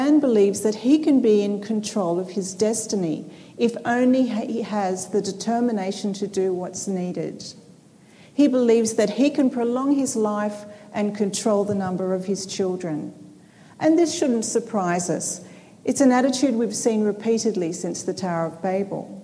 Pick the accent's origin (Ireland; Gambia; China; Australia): Australia; Sydney, New South Wales; I come from Sydney, Australia